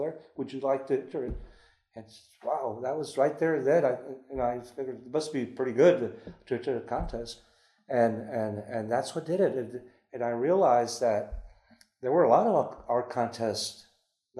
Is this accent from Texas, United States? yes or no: yes; San Antonio, Texas, United States; born or raised there; also born or lived in Monterrey, Mexico